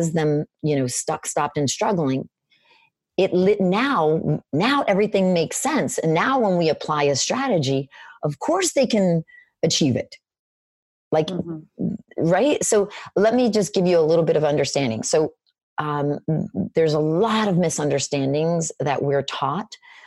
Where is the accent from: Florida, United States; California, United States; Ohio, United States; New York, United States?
Florida, United States; moved away; also born or lived in Boston; I'm in Boston right now. So I'm from Florida.